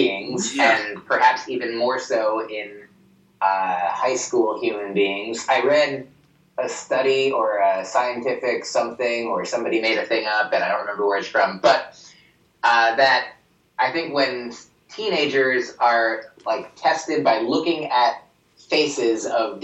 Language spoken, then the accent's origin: English; New Jersey, United States; I grew up in New Jersey